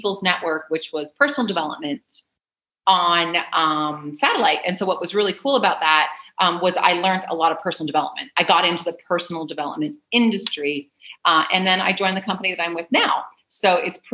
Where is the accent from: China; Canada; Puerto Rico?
Canada; moved away as an adult; also born or lived in San Diego / Wilmington; now in Mexico; I'm originally from Canada. And I lived most of my life there until I was 28